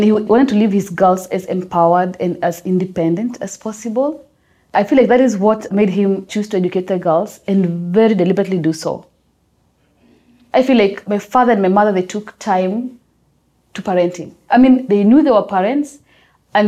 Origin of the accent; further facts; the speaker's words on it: Eastern Kenya, Kitui County, Kenya; now in Nairobi, Kenya; I grew up in Eastern Kenya in a place called Kitui County.